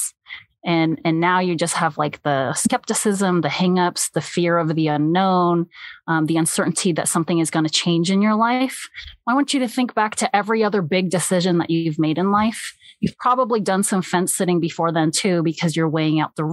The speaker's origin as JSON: {"language": "English", "country": "United States", "also_born_or_lived": "South Korea (parents)", "said": "I am Korean American and I grew up with immigrant parents who raised me the way that they were raised"}